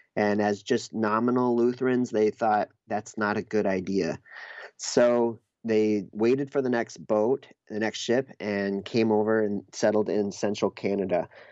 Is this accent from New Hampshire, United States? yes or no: yes; New Hampshire, United States; moved away; also born or lived in Minneapolis; I grew up in New Hampshire and I moved to Minneapolis